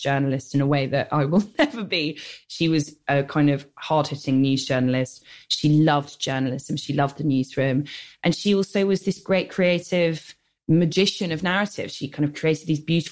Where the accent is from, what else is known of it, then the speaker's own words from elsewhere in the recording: London, United Kingdom; I grew up in the North London suburbs